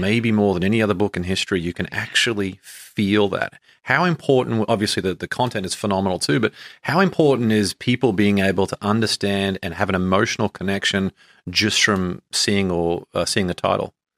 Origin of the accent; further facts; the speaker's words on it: Brisbane, Queensland, Australia; moved away as an adult; I grew up in Brisbane, Australia, and moved over here